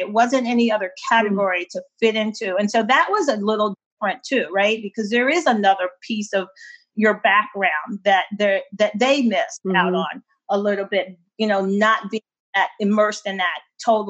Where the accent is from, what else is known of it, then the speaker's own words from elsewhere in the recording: Washington, District of Columbia, United States; growing up in the Washington, D.C. area, there's not a lot of a Portuguese influence or culture.